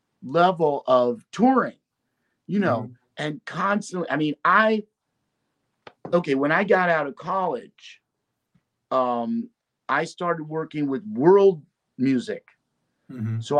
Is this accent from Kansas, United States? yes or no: no; Brooklyn, New York, United States; And see, I was from Brooklyn.